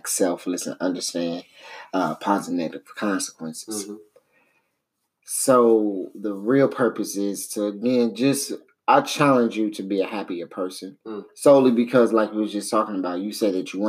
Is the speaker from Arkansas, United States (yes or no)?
no; St. Louis, Missouri, United States; we all grew up down there